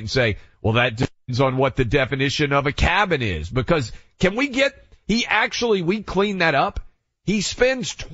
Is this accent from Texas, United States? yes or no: no; Tennessee, United States; Tennessee, my home state